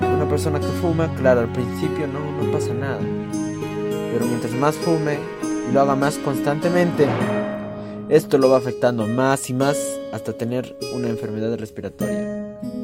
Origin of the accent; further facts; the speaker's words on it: Peru; En mi país